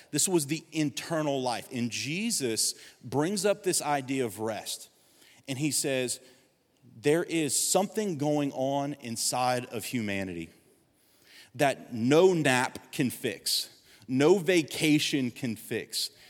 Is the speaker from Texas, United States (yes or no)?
no; Gonzales, Louisiana, United States; I was seventeen years old, I'm from Gonzales